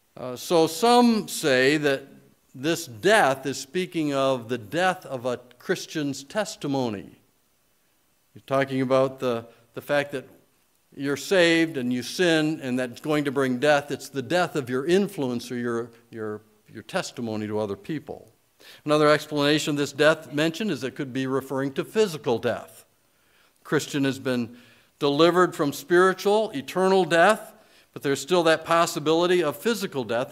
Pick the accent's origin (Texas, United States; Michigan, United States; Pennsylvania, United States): Michigan, United States; I grew up in Michigan where we say err